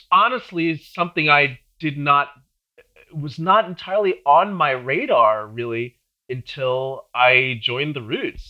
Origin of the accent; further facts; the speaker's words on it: Long Island, New York, United States; also born or lived in Brooklyn / Manhattan; I'm from New York. I'm from, I was born in Brooklyn. Okay. And then shortly after that, when I was like five, I moved out to Long Island.